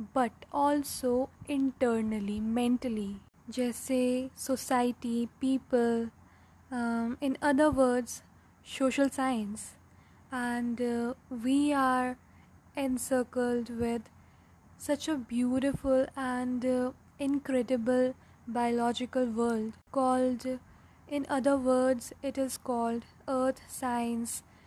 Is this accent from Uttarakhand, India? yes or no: yes; Uttarakhand, India; मैं उत्तराखंड से हूँ